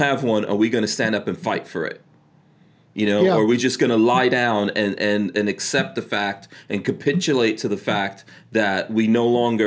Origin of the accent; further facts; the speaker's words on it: New York City, New York, United States; also born or lived in New Jersey; now in Florida, United States; I grew up in New York City.